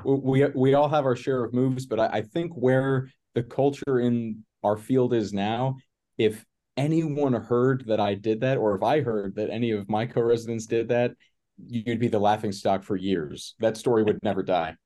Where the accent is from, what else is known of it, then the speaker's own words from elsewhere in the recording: northern Florida, United States; now in Chicago, United States; I grew up in Florida, in northern Florida, which is essentially southern Georgia